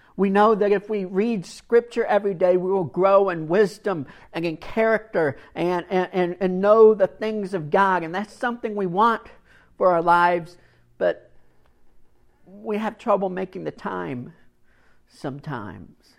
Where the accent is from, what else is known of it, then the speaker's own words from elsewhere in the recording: Kentucky, United States; I grew up in Kentucky